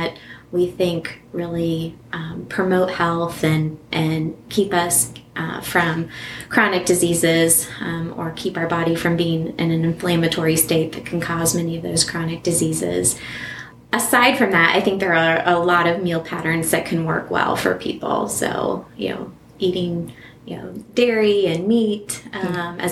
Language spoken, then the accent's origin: English; Southwest Ohio, United States; I grew up in Southwest Ohio, and I lived in a fairly rural area